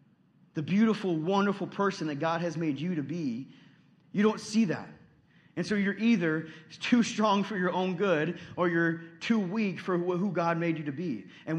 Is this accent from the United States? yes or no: yes; Texas, United States; I know I've only lived here for 6 months, so I don't know if you guys would accept me as a Midwesterner yet, but Midwesterners are strong people. When you guys live through a winter that's negative 30, I'm going home, okay? I'm flying back to Texas